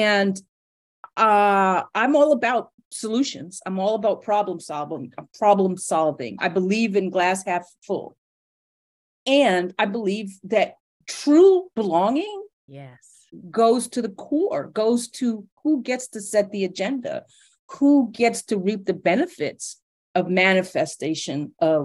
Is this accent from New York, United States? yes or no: yes; New York City, New York, United States; my family is from the Caribbean, and I'm first generation American, and I grew up in New York City in the 70s and 80s